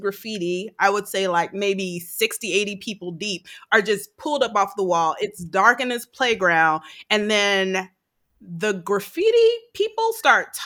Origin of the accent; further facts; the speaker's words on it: Gary, Indiana, United States; I grew up in Gary, Indiana, which has been murder capital of the world several times.